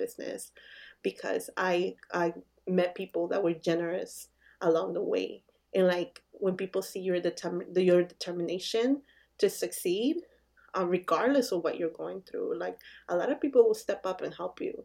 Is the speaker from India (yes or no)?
no; Bolivia; now in United States; we're from Bolivia